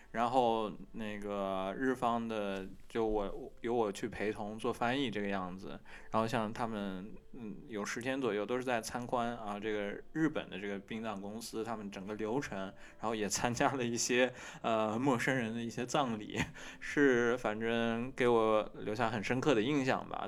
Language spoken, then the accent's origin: Chinese; China; moved away as an adult; now in Japan; 作为中国人